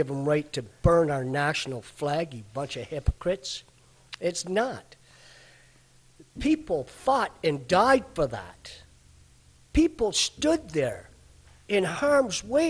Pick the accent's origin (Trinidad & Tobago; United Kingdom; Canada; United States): Canada; I was born and raised in Canada